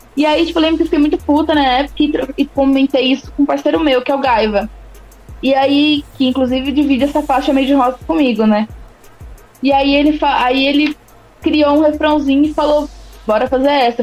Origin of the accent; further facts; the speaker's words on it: São Carlos, São Paulo, Brazil; moved away as an adult; now in São Paulo, Brazil; eu sou de São Carlos. Não sou de São Paulo. É eu tô isso. aqui atualmente, porém eu sou de lá. Vivi, vivi 25 anos, 20, 20 e hum. poucos anos lá